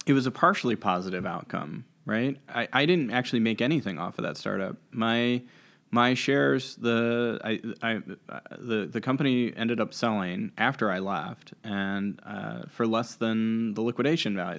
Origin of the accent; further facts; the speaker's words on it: Washington, District of Columbia, United States; also born or lived in McLean, Virginia; I grew up in Washington, D C